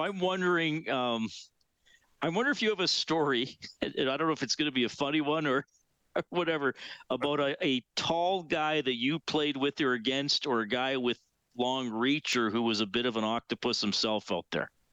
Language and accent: English; Evansburg, Alberta, Canada; also born or lived in Alder Flats, Alberta; I grew up in Evansburg, which is north of Drayton Valley